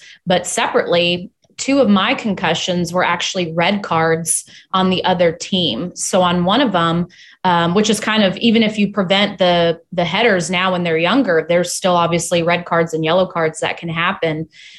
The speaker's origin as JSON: {"language": "English", "town": "Hinsdale", "region": "Illinois", "country": "United States", "tie": "born there", "also_born_or_lived": "Chicago, United States / Michigan, United States", "said": "So I was born in Hinsdale, Illinois."}